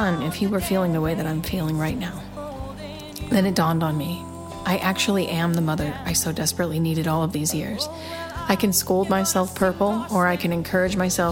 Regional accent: Northwest Ohio, United States; moved away; I'm from Northwest Ohio

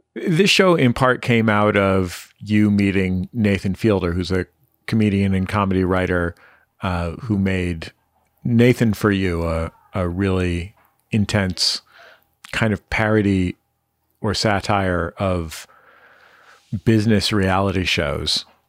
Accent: San Francisco, California, United States; where I grew up in San Francisco

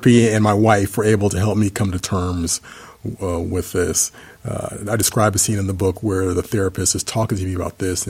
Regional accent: Dallas, Texas, United States; my hometown

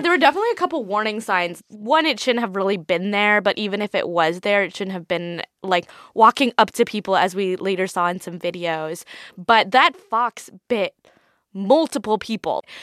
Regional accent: Idaho, United States; now in Washington, D.C., United States; I'm from Idaho, so I go camping, I go hiking

